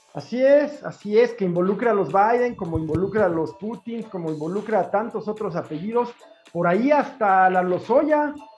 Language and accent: Spanish; Mexico; la gente que vive en mi país